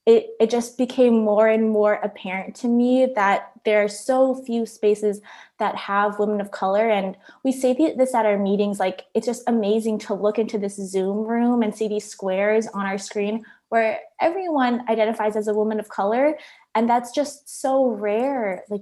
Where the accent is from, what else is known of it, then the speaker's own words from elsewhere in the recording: Philippines; I also spent time growing up in the Philippines. I went to elementary school partially there